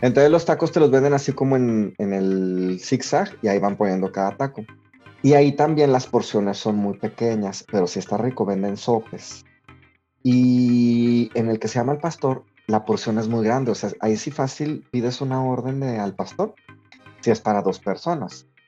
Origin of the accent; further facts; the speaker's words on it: Mexico; now in England; Somos mexicanos viviendo en Inglaterra